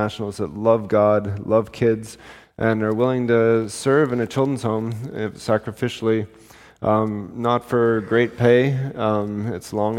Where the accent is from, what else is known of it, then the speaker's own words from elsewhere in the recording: Canada; we're from Canada, but we came back to Canada a couple months ago.